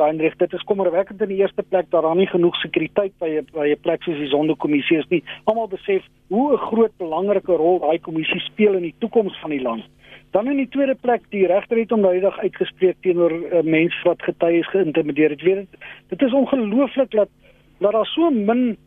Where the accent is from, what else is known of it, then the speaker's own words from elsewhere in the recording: South Africa; ons as Suid-Afrikaners